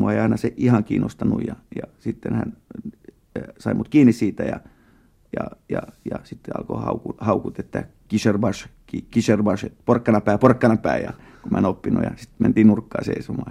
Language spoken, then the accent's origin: Finnish; Finland; first language Tatar; tatarilainen vähemmistö täällä Suomessa ja, ja sitten tota, niin, tämä meidän suku on tullut 1800-luvun loppupuolella täällä tänne Suomeen